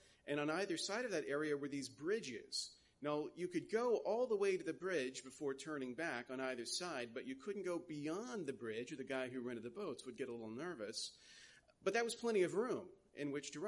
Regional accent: United States; as an American

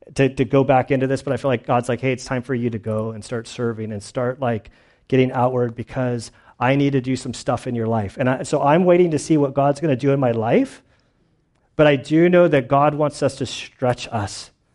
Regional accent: United States; also born or lived in Lacey / Valley Center; I'm an American

